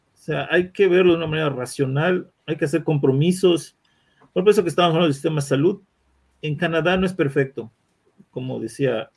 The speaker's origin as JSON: {"language": "Spanish", "country": "Mexico", "said": "como mexicano"}